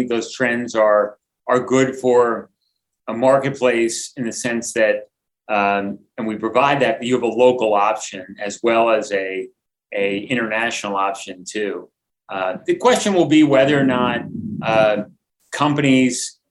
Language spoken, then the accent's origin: English; United States